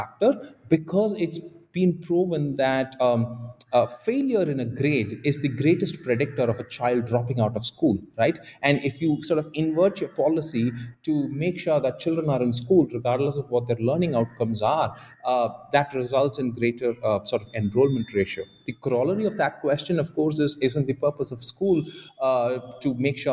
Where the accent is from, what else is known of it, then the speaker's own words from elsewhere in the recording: Tamil Nadu, India; my home state of Tamil Nadu